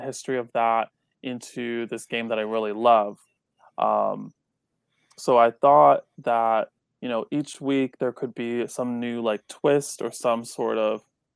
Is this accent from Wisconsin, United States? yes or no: no; Hudson Valley, New York, United States; I grew up here in the Hudson Valley of New York, right next to the Hudson River